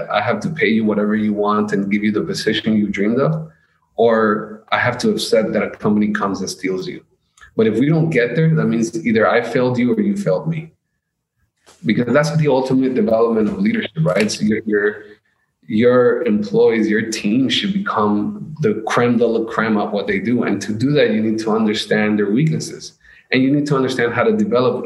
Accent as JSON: {"language": "English", "country": "United States", "also_born_or_lived": "Colombia", "said": "I'm from America"}